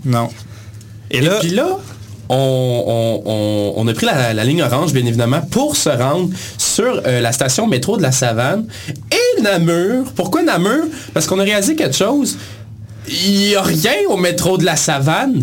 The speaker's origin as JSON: {"language": "French", "town": "Granby", "region": "Quebec", "country": "Canada", "said": "on vient de Granby"}